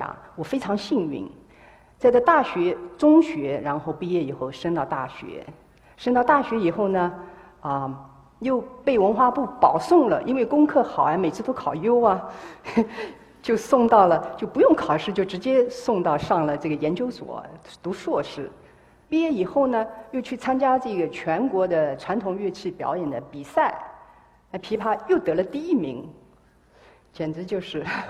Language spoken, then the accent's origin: Chinese; Hangzhou, Zhejiang, China; 啊，我生在呢杭州，啊，一个艺术家庭，